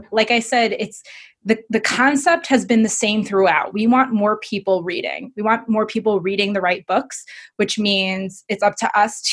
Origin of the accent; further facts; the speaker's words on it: Evanston, Illinois, United States; I was born and raised in Chicago. I'm a proud Chicagoan. If you want to get technical, I was raised in Evanston